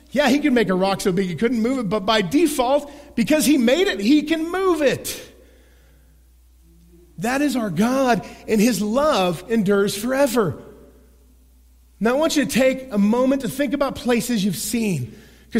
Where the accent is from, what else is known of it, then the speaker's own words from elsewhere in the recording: Oklahoma, United States; I'm a boy from Oklahoma